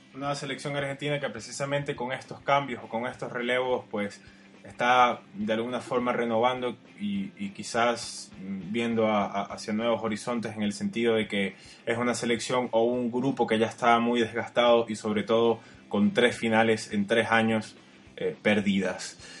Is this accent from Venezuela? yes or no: yes; Venezuela; somos de acá, de Venezuela